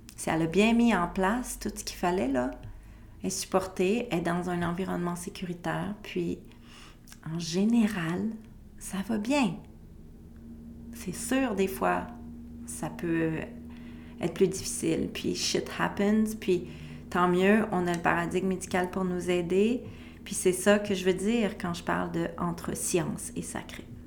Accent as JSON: {"language": "French", "region": "Quebec", "country": "Canada", "said": "chez moi au Québec"}